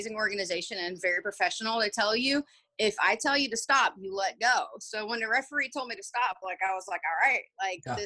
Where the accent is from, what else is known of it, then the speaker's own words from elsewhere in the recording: Belgium; moved away as an adult; also born or lived in Georgia, United States; now in United States; I actually was born and raised in Belgium.